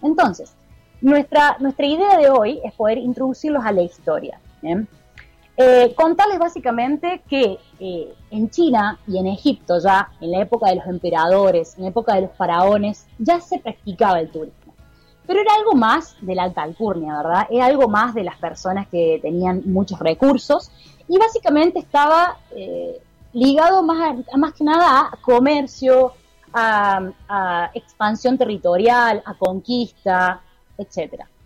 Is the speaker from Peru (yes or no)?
no; Argentina; moved away as an adult; now in Chile; yo vivo acá en Chile, pero también obviamente me crié durante mucho tiempo en Argentina